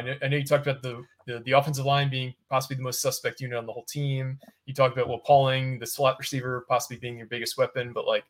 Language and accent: English; New Jersey, United States; I feel like I'm from Jersey.